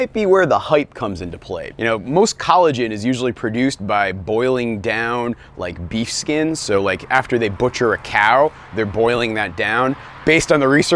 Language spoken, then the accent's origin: English; New England, United States; also born or lived in Vermont; I'm from New England